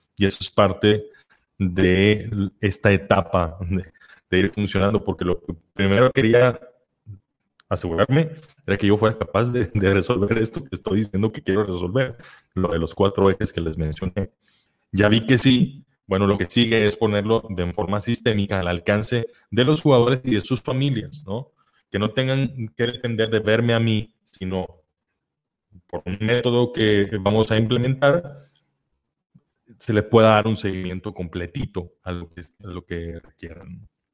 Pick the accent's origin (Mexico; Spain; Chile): Mexico; las personas mexicanas, que somos latinos, que vivimos muy cerca de Estados Unidos